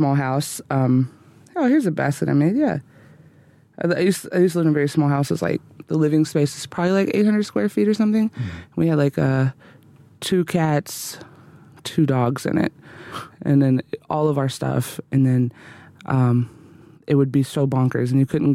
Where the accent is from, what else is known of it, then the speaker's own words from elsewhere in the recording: Alabama, United States; now in Nashville, United States; I'm from Alabama